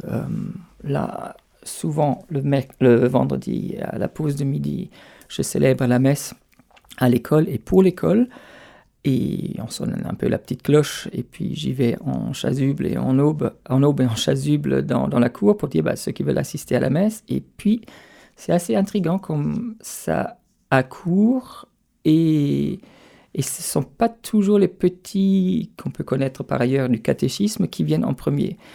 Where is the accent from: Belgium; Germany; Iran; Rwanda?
Germany; Stuttgart, Baden-Württemberg; French is a second language; moved away as an adult; also born or lived in France; now in Paris, France; chez moi, dans, la région d'où je viens, donc autour de Stuttgart